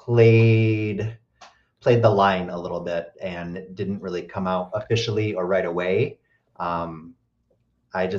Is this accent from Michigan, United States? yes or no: yes; Michigan, United States; moved away as an adult; now in Chicago, United States; I'm originally from Michigan. Was there until I was 18 and then moved to Chicago.